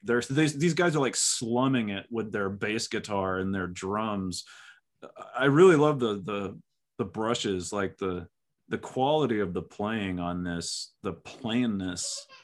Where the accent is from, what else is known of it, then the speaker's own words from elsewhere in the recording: Texas, United States; I'm like a Texan.